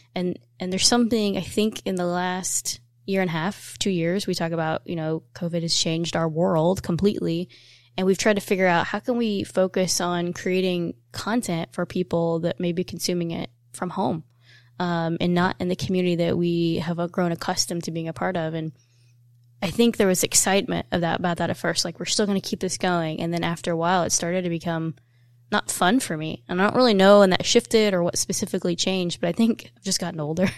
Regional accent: Evansville, Indiana, United States; we're from Evansville and Indiana

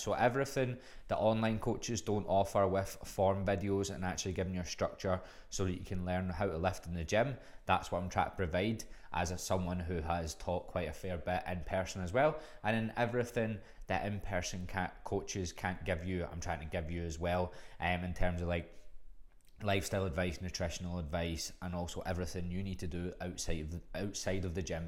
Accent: Glasgow, Scotland, United Kingdom; moved away as an adult; now in Melbourne, Australia; I'm from fucking Glasgow

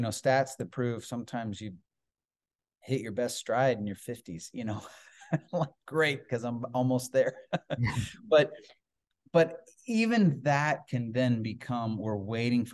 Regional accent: Iowa, United States; I grew up primarily in Iowa, grew up on a farm.

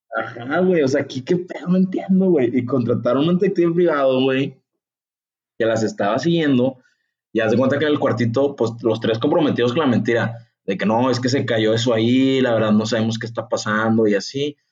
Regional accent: Mexico; soy de México

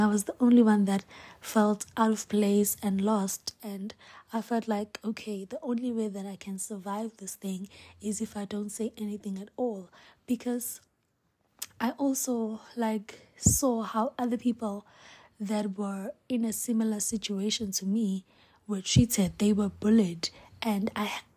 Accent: Hammarsdale, KwaZulu-Natal, South Africa; I'm from Hemsdel, Esankonje. That is where I was born and raised

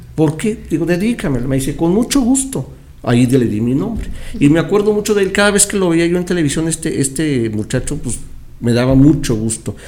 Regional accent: Chihuahua, Mexico; moved away as an adult; also born or lived in Mexico City; Yo soy originario de Chihuahua. Pero en ese entonces yo vivía en la Ciudad de México

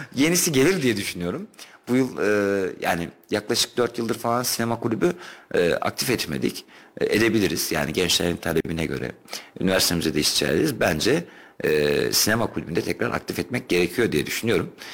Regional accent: Kayseri Province, Turkey

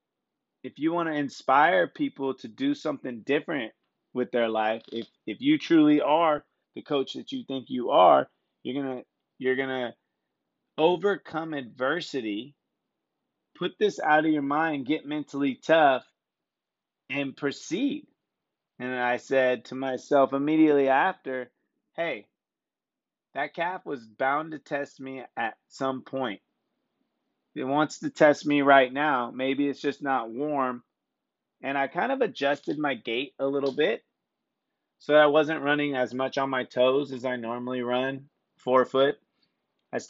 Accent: Sonoma County, California, United States; I'm from Sonoma County, and Santa Rosa is one of our bigger towns

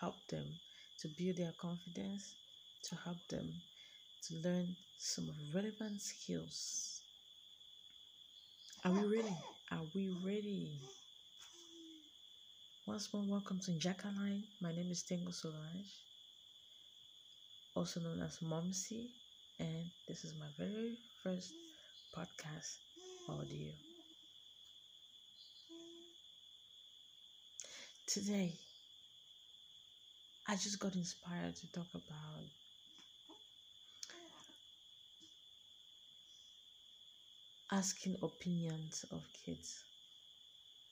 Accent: Cameroon; I'm from Cameroon, a country in Africa

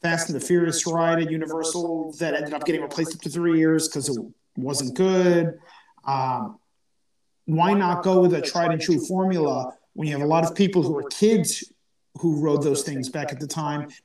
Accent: United States; I grew up in the United States

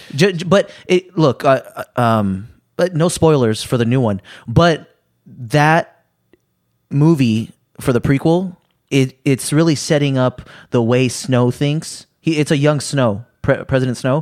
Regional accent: United States; I'm American

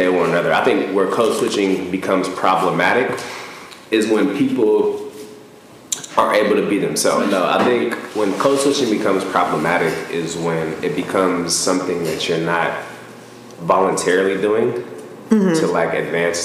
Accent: Portland, Oregon, United States; moved away as an adult; now in Los Angeles, United States; Originally from Portland, Oregon, where I grew up

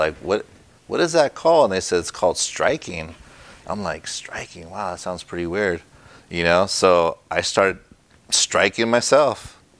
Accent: Los Angeles, California, United States; I was born in East L.A.

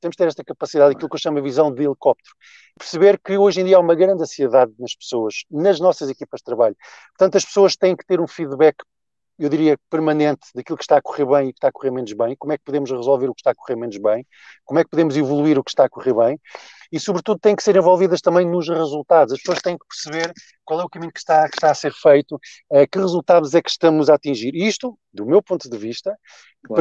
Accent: Centro, Portugal; moved away as an adult; also born or lived in Algarve / North of Portugal; Zona centro foi a zona, enfim, onde eu cresci, onde fiz toda a minha infância e juventude

